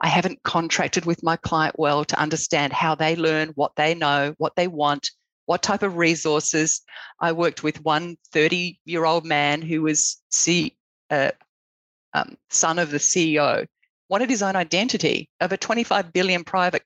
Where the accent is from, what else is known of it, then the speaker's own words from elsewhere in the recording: Australia; moved away as an adult; now in United States; I'm Australian